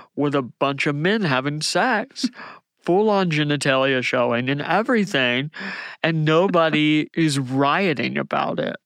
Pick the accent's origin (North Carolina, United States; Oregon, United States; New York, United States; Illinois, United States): North Carolina, United States; Outer Banks; moved away as an adult; now in Atlanta, United States; I grew up in the Outer Banks of North Carolina